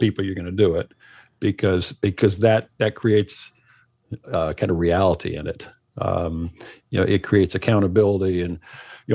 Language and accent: English; Minnesota, United States; moved away; I am originally from Minnesota